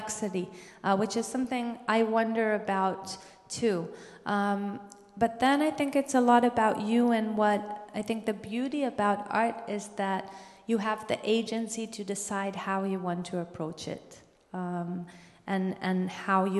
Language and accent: English; Israel; growing up in Israel